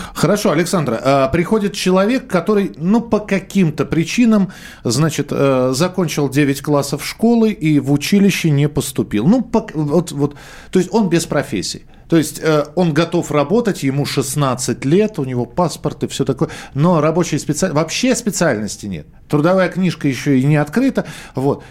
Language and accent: Russian; Moscow, Russia; Я живу в Москве, я родился в Москве